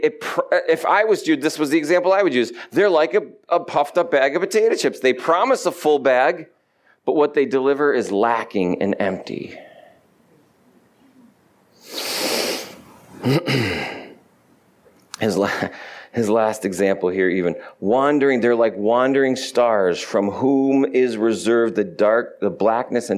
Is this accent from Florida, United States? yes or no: no; New York, United States; moved away; I'm from New York